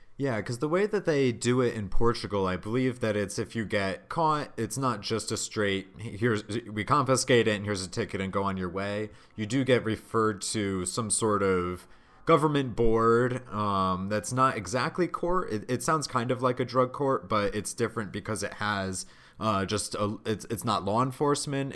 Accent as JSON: {"language": "English", "region": "Massachusetts", "country": "United States", "tie": "born or raised there", "said": "my home state here in massachusetts"}